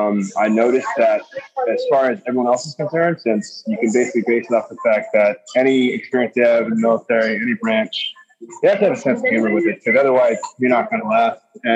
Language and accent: English; Virginia, United States; also born or lived in Fort Benning / Germany; now in Miami, United States; But I was born in Fort Benning, and then my dad got PCS to Germany for 4 years, and then he got PCS to Virginia for 4 years, and that's where I did high school and most of middle school.